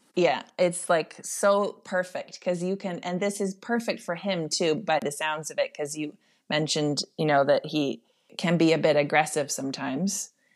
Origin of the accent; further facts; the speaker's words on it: Netherlands; moved away; I grew up in, in the Netherlands